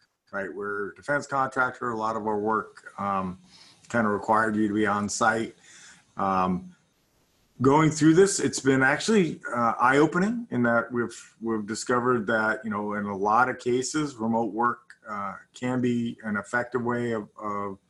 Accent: Los Angeles, California, United States; also born or lived in Dallas, Texas / New Zealand; came back to the United States and lived in Los Angeles essentially my whole life, short of when I went to university. I had what I thought was a pretty normal childhood. I lived in Southern California

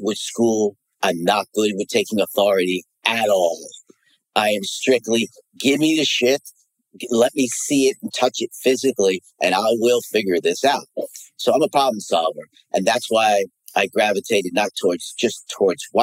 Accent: United States; I'm American back then

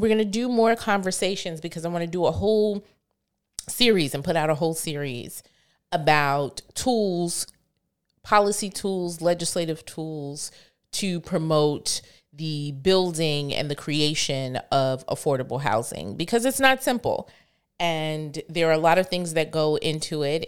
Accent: New York City, New York, United States; I grew up primarily in Rosedale, which is not too far from Jamaica

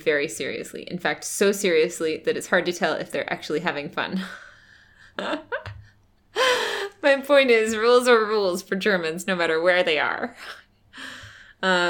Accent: United States; as an American

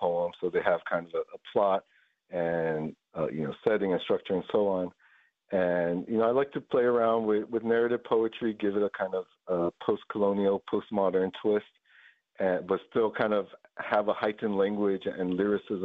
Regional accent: Guam; growing up on Guam, you know, it's a very multilingual place.

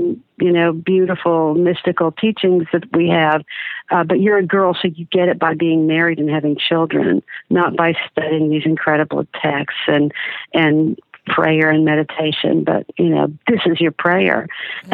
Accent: Dallas, Texas, United States; I was born in Dallas, Texas, to a 60s liberal Jewish secular family

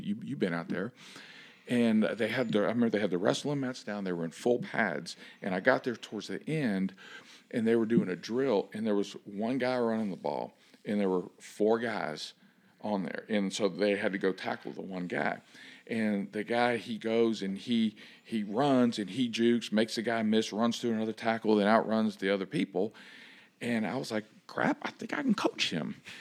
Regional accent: Miami, Florida, United States; moved away; I'm from Miami

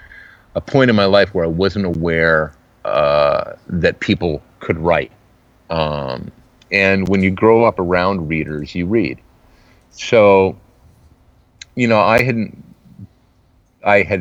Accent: Salinas, California, United States; moved away as an adult; also born or lived in San Francisco, California / Poughkeepsie, New York / Los Angeles, California / Eugene, Oregon; now in Portland, United States; I was born in San Francisco, but I grew up in the Salinas Valley, Salinas, Monterey

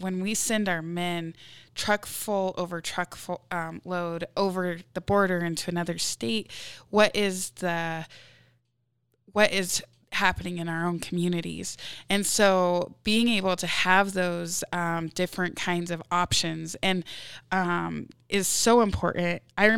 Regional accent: Riverton, Wyoming, United States; it allows me to get my education in my hometown while my husband is somewhere else.

